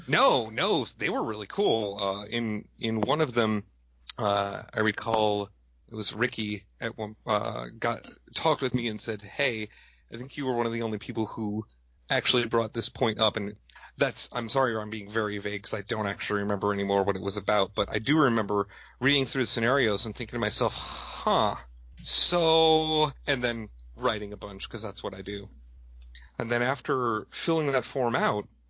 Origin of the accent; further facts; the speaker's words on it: Madison, Wisconsin, United States; I'm from Madison, Wisconsin